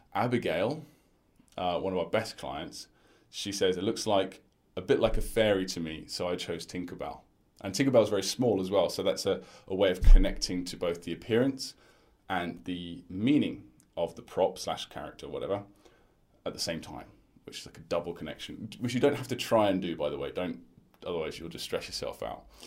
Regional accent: United Kingdom; my culture personally as a British person

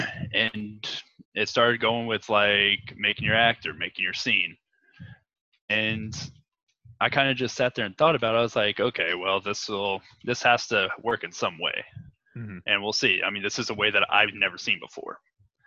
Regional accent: Texas, United States; I am from Texas

